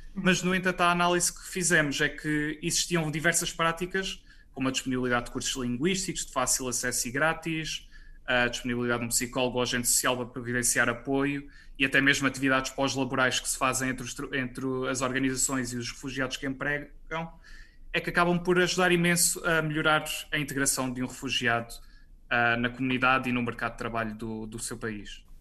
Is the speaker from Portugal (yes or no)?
yes; Portugal; eu e a Joana somos portugueses